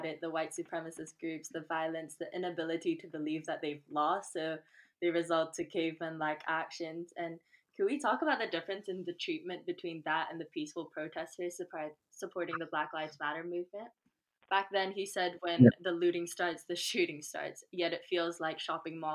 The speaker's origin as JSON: {"language": "English", "country": "Malaysia", "moved": "yes", "said": "I am 22 and I'm originally from Malaysia"}